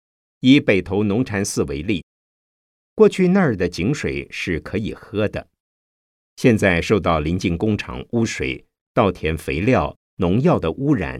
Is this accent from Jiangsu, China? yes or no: yes; Changshu, Jiangsu, China; 我的家乡在江苏省常熟县。是所谓的鱼米之乡，水质非常好